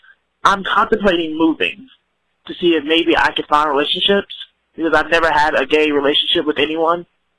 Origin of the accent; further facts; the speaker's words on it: Louisiana, United States; I'm from Louisiana.